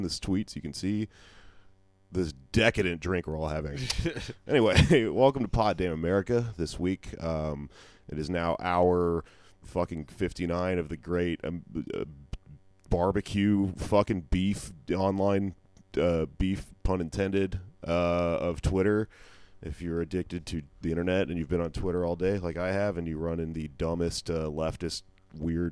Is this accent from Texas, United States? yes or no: yes; Texas, United States; I'm from Texas